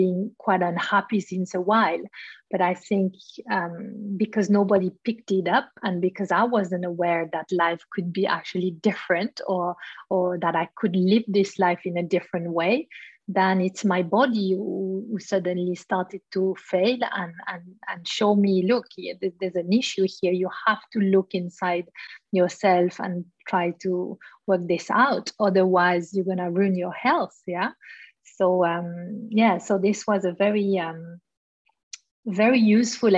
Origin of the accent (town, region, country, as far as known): Switzerland; born or raised there